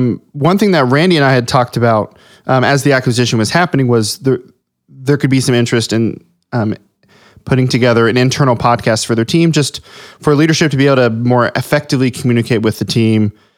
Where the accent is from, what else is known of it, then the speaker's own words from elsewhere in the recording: Ohio, United States; I grew up in Southwest Ohio.